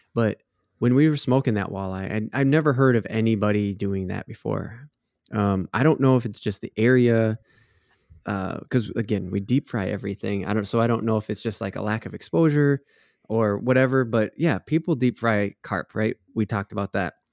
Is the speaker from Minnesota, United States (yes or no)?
yes; Minnesota, United States; growing up in Minnesota, that's something you get, a lot of people get taught from an age, from a young age